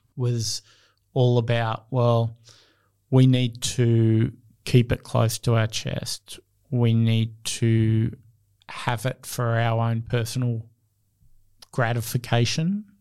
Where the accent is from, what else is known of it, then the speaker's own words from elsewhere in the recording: Australia; I see myself as Australian